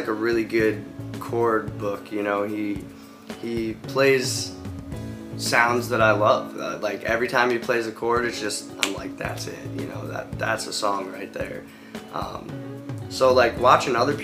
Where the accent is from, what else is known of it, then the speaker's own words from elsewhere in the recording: Cleveland, Ohio, United States; I'm from Cleveland, Ohio, and I'm back